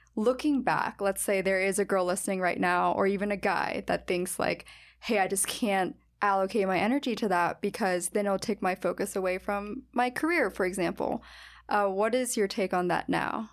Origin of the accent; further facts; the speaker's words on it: United States; my hometown